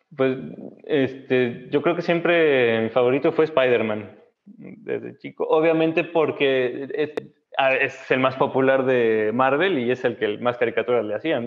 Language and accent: Spanish; Saltillo, Coahuila, Mexico; yo crecí en Saltillo